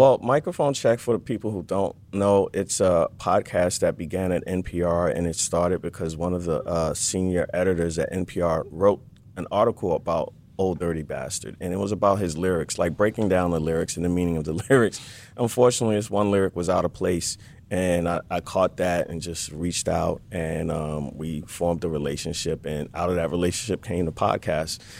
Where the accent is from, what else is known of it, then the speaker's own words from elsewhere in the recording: New York City, New York, United States; now in Los Angeles, United States; I'm from Brooklyn, New York, and I got sick of the harsh winters